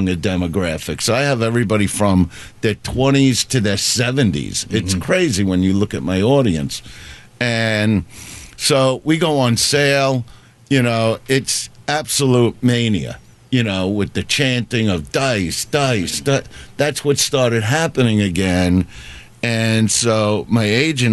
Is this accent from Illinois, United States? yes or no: no; Brooklyn, New York, United States; I'm from Brooklyn